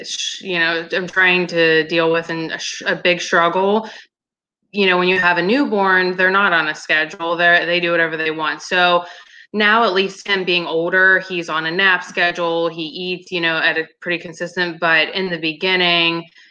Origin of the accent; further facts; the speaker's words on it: Pittsburgh, Pennsylvania, United States; I'm from Pittsburgh, Pennsylvania. I've lived here my entire life